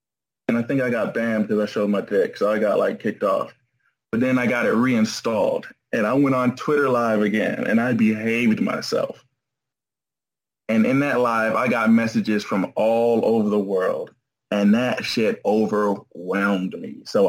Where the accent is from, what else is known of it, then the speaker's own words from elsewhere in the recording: Atlanta, Georgia, United States; Atlanta, Georgia.